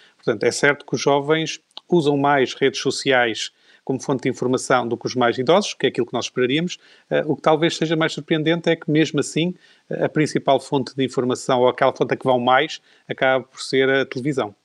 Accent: Portugal

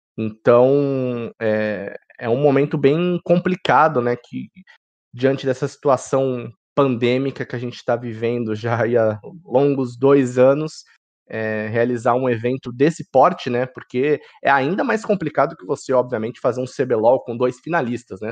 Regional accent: Santos, São Paulo, Brazil; Como um bom paulista, né, de Caiçara aqui de, de Santos

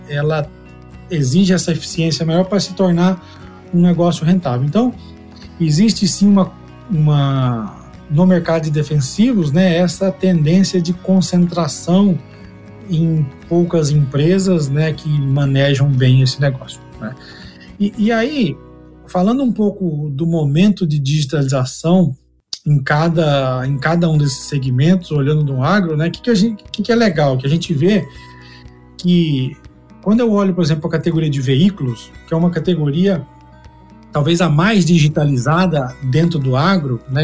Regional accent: Uberlândia, Minas Gerais, Brazil; moved away as an adult; also born or lived in Goiânia; now in Campinas, Brazil; Eu sou agrônomo também, sou natural de Uberlândia, Minas.

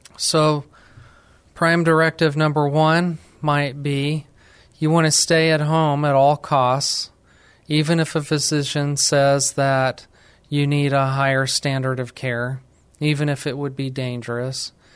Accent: New Mexico, United States; moved away as an adult; now in San Antonio, United States; I'm actually from New Mexico. I moved to San Antonio, Texas

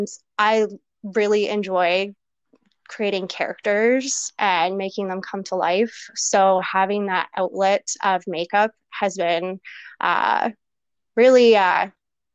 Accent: Campbell River, British Columbia, Canada; I'm actually originally from Vancouver Island, a little town called Campbell River. If nobody really knows where that is, I'm not surprised. yeah, I spent most of my life there. Grew up there, of course

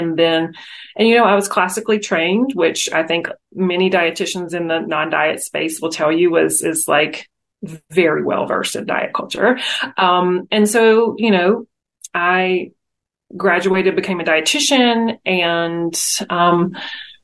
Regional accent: North Carolina, United States; accent: drawl; also born or lived in Las Vegas area, Nevada; now in Las Vegas, United States; the draw is from North Carolina. I live in the Vegas area now, but the draw, I grew up in North Carolina.

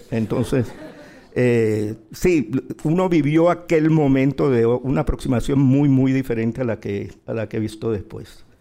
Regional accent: Barranquilla, Atlántico, Colombia; moved away as an adult; now in Madrid, Spain; en mi ciudad natal que es Barranquilla

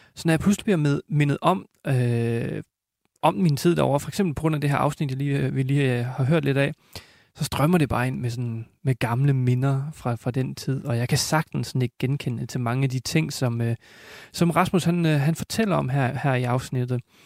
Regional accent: Denmark; also born or lived in United States; hjemme i Danmark

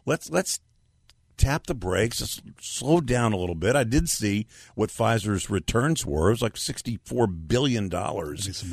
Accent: Texas, United States; I'm from Texas

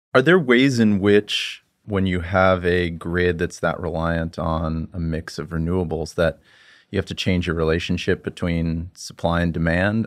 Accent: United States; as an American

